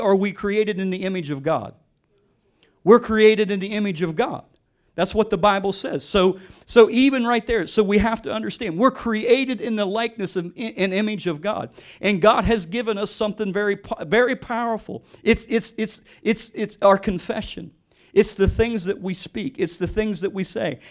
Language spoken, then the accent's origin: English; West Virginia, United States; I'm from West Virginia. I grew up born and raised West Virginia. I grew up in the country.